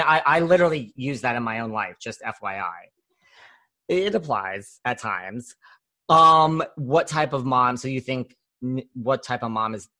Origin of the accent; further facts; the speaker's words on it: New York City, New York, United States; I'm from New York City. I mean, but I have traveled all over